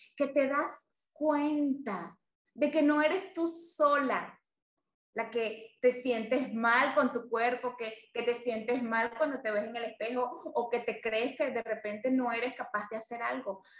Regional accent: Venezuela; yo soy una venezolana de 42 años

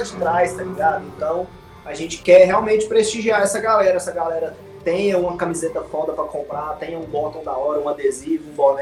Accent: Goiânia, Goiás, Brazil; Eu, o Lucão, o Potter e o Zex somos de Goiânia

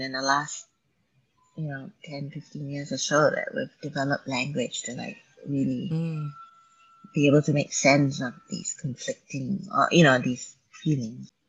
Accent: Malaysia; moved away; my growing up in Malaysia

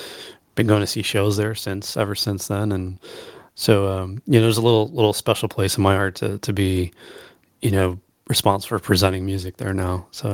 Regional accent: Allentown, Pennsylvania, United States; growing up on the East Coast, and like I said, in Allentown, PA, and I remember going to see shows when I was younger

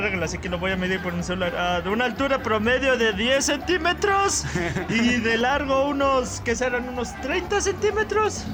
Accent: Puebla, Mexico; este mes no es un buen mes para ser poblano

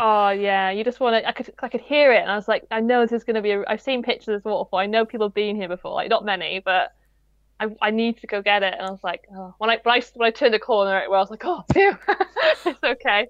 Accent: Wales, United Kingdom; I'm Welsh, I am absolutely awful at pronouncing Welsh names.

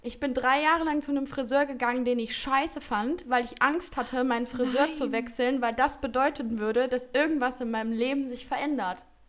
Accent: Heinsberg, North Rhine-Westphalia, Germany; du gebürtig aus Heinsberg kommst und die Nähe zu den Niederlanden hast

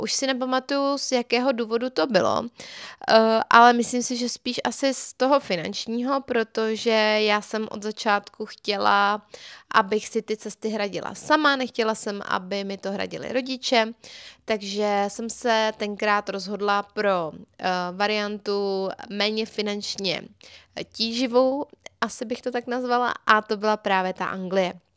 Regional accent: Czechia; also born or lived in England

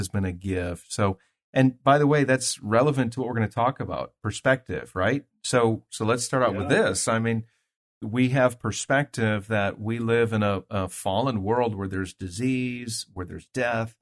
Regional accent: Green Bay, Wisconsin, United States; now in Kentucky, United States; I am in Green Bay, Wisconsin, my hometown. This is a place where I grew up

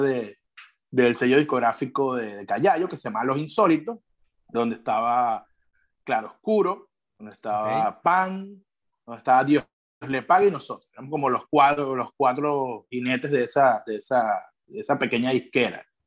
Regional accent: eastern Venezuela, Venezuela; nosotros éramos, somos de Oriente

